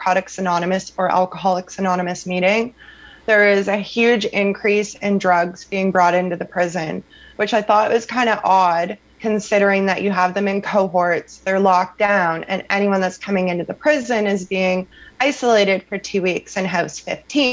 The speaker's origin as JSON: {"language": "English", "town": "Sarnia", "region": "Ontario", "country": "Canada", "tie": "born or raised there", "said": "Sarnia Jail in my hometown"}